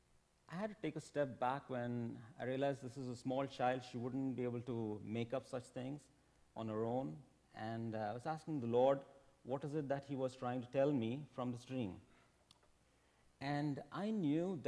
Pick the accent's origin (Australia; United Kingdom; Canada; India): India; moved away as an adult; I'm from India. I came here for work